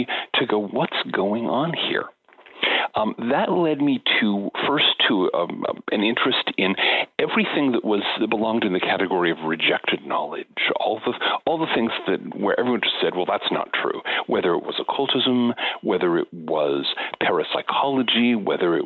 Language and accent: English; United States; growing up in the American suburbs in the 1960s and 1970s